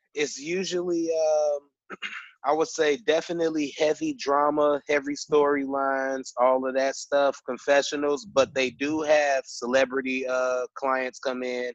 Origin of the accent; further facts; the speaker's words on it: Chicago, Illinois, United States; I'm from Chicago